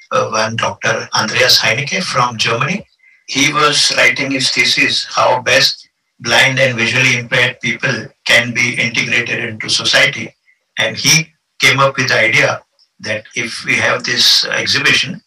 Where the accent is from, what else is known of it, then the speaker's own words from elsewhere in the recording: India; moved away as an adult; now in Vienna, Austria; in 1992, I was selected from India to take part in 3 months exchange program